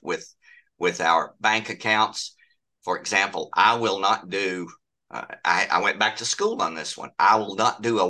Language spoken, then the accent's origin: English; Bethel community, Washington County, Virginia, United States; I grew up in the Bethel community